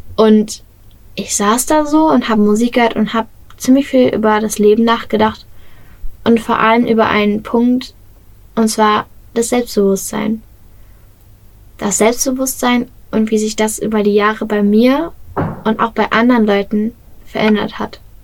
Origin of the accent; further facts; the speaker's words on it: Bottrop, North Rhine-Westphalia, Germany; sei es in Bottrop, in meiner Heimatstadt